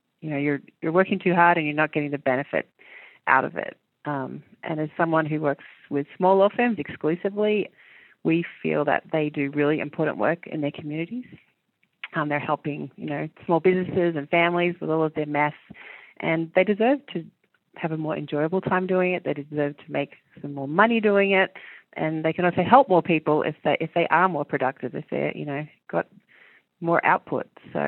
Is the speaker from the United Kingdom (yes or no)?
no; Australia; also born or lived in New Zealand; I moved countries when I was small from New Zealand to Australia, and I thought it was really good for me as a human.